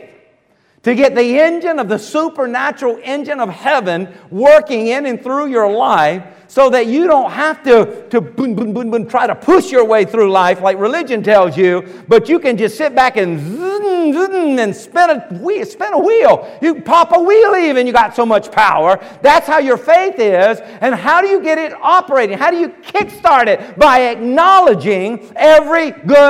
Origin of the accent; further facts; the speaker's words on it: Earls, South Carolina, United States; I grew up out in Earls, little farm, South Carolina.